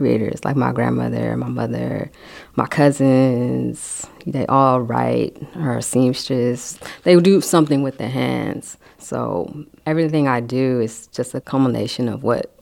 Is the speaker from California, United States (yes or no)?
yes; San Francisco, California, United States; Been here, born and raised in San Francisco